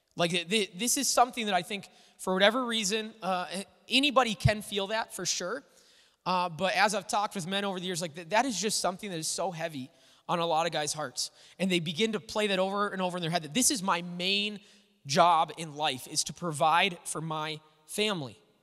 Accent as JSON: {"language": "English", "town": "Little Falls", "region": "Minnesota", "country": "United States", "tie": "born or raised there", "said": "I grew up in Little Falls"}